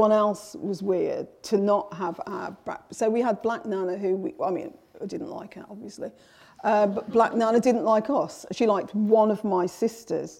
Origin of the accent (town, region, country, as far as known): Birmingham, West Midlands, United Kingdom; born or raised there